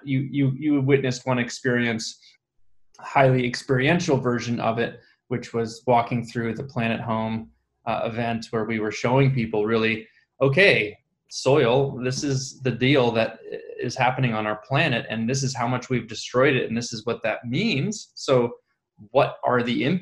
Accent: Ithaca, New York, United States; I come from upstate New York, Ithaca

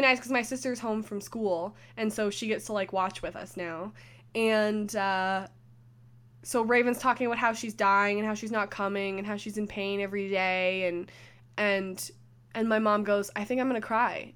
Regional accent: Canada

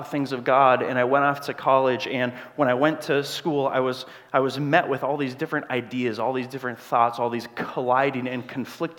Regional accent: Grand Marais, Minnesota, United States; moved away as an adult; I'm from Grand Marais, Minnesota

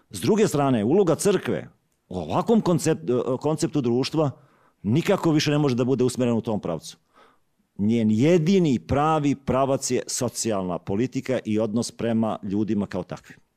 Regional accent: Šibenik-Knin County, Croatia; Rođen sam u Đu, Đujićevom kraju.

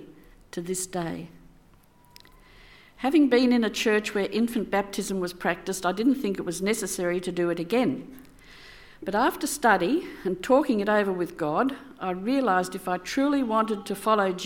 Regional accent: Sydney, New South Wales, Australia; moved away as an adult; I grew up in Sydney, attending a Presbyterian church

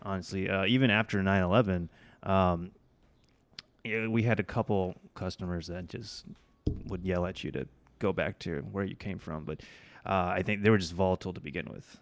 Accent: Oklahoma, United States; also born or lived in Bangladesh; I grew up in Oklahoma. Uh, af, and my family immigrated from Bangladesh to the U S when I was about two

